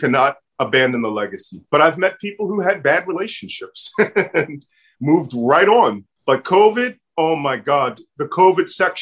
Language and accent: English; Philadelphia, Pennsylvania, United States; accent: Philly; my Philly accent